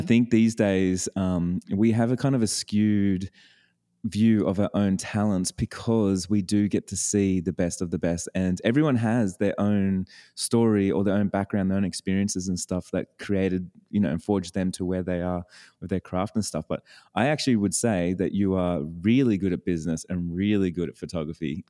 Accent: Australia; I'm an Australian

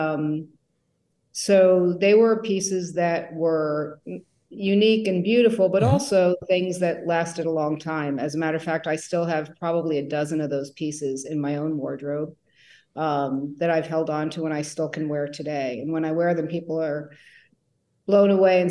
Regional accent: New Jersey, United States; moved away as an adult; also born or lived in New York; now in San Francisco, United States; I grew up in New Jersey

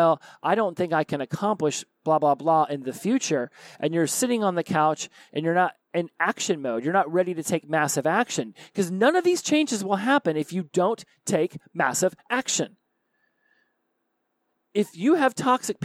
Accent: the South, United States; I was raised in the South

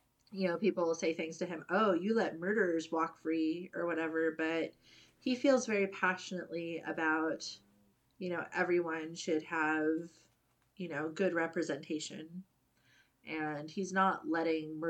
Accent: United States; I'm very American

